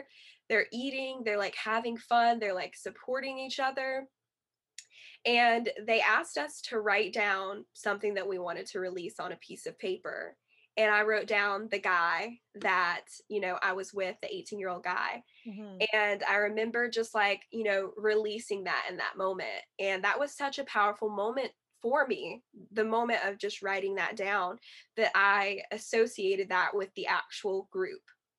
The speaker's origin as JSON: {"language": "English", "region": "the South", "country": "United States", "tie": "born or raised there", "said": "And I'm in the Bible Belt as well in the South. So, you know, like growing up in the Bible Belt in the South, at, you know, growing up in a Christian household"}